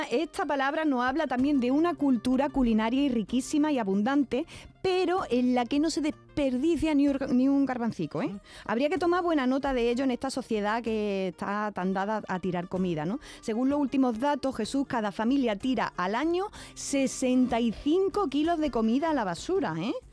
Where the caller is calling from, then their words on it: Úbeda, Andalusia, Spain; Hola, buenos días. Soy … de Úbeda.